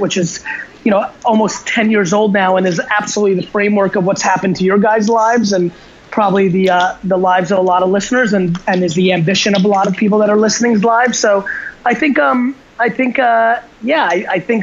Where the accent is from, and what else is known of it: New Jersey, United States; born or raised there; also born or lived in Belarus